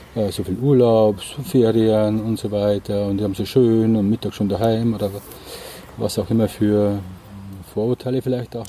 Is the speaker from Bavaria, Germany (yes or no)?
yes; Bavaria, Germany; ich komme ja aus Bayern